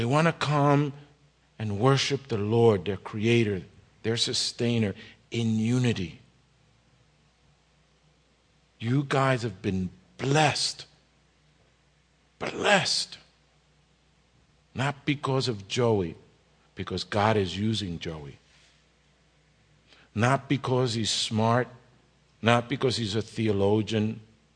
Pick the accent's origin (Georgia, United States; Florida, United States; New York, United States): New York, United States; New York City; also born or lived in Jersey City, New Jersey; now in Kearny, United States; I grew up in the Bronx and in Jersey City